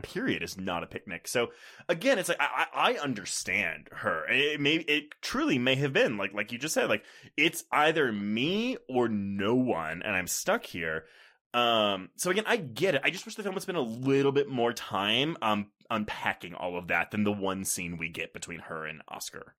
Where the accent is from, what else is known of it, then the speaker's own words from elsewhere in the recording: Texas, United States; also born or lived in Houston / Austin; now in Denver, United States; growing up in Texas, like, Houston and Austin, I was in the cities